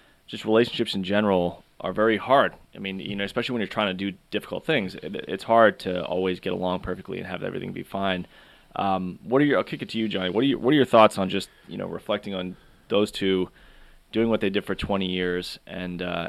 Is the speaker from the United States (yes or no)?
yes; Boston, Massachusetts, United States; we're from Boston